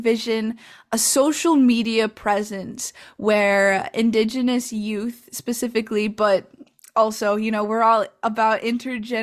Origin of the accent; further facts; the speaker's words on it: La Crosse, Wisconsin, United States; I'm from Ho-Chunk land and Wisconsin, currently known today as La Crosse, Wisconsin